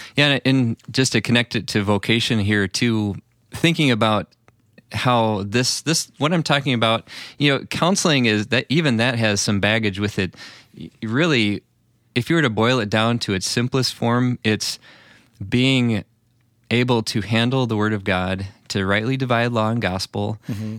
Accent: Illinois, United States; I grew up in the Illinois area

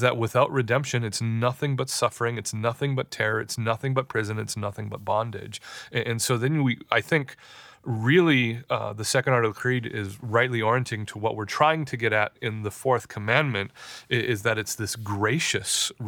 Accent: United States; we as American Christians

